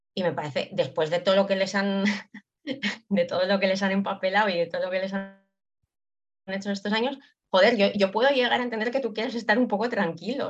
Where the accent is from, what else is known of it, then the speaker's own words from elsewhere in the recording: Basque Country, Spain; yo que soy vasca